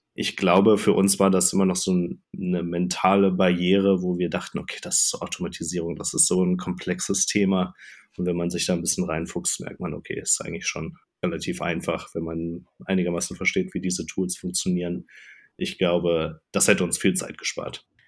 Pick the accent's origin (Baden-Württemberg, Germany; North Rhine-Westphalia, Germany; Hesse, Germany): North Rhine-Westphalia, Germany; Cologne region; moved away as an adult; also born or lived in Hamburg / Denmark / Ireland; Ich komme so ursprünglich aus der Kölner Region